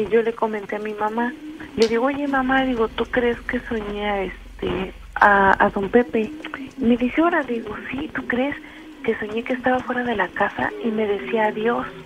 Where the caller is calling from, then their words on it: Fortín, Veracruz, Mexico; De Fortín.